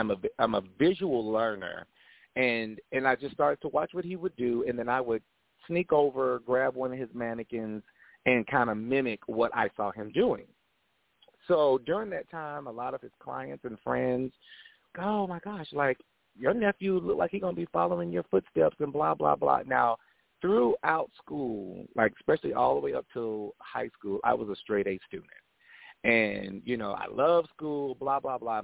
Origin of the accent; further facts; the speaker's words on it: Winston-Salem, North Carolina, United States; moved away as an adult; also born or lived in Oceanside, California; now in Atlanta, United States; I am originally from Oceanside, California, and we migrated over to Winston-Salem, North Carolina